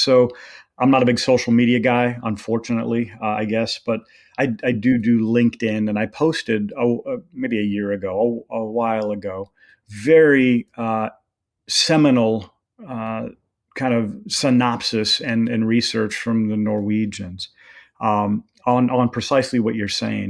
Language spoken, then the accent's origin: English; Redding, California, United States; I was born and raised there